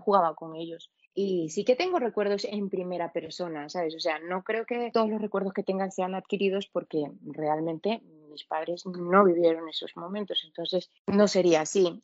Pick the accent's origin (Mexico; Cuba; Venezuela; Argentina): Venezuela; now in Spain; yo soy latina, yo me crié en el país de las telenovelas